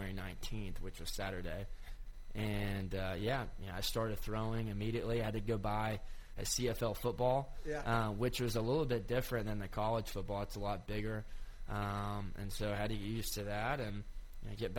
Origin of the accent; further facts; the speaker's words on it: Cleveland, Tennessee, United States; I'm from Cleveland, Tennessee